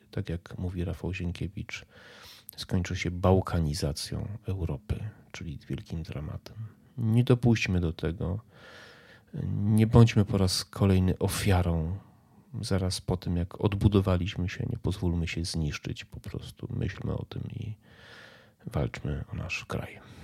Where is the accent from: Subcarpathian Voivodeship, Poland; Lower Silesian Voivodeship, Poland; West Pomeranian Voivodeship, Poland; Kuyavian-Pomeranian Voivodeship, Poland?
Subcarpathian Voivodeship, Poland; near Medyka; jest 5 km, 6 od miejsca, w którym spędziłem dzieciństwo, ja tam się wychowałem